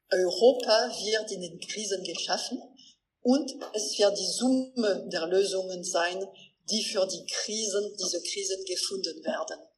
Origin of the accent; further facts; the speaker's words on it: Alsace, Grand Est, France; ich werde als Elsässerin